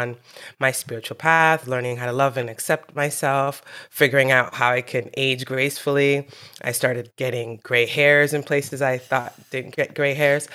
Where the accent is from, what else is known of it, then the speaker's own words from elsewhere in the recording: New York City, New York, United States; I was born in New York City.